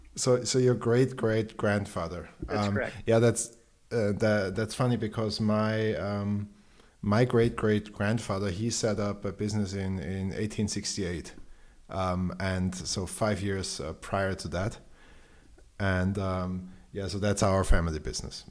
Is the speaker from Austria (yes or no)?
yes; Austria; I'm from Austria